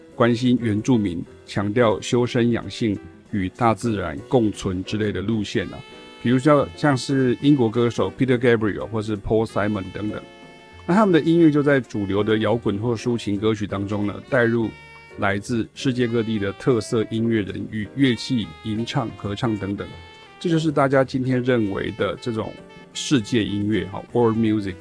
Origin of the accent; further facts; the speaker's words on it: Chiayi, Taiwan; moved away; also born or lived in Taichung / Taipei; 那个时候才真正上台北哈。我是嘉义人，然后后来我到台中哈，就是我家搬到台中。所以大学一九九一年才上台北